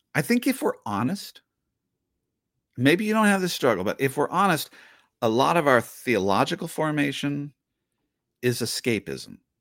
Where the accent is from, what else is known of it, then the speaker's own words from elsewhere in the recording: the Northwest, Pacific Northwest, United States; I grew up in the Northwest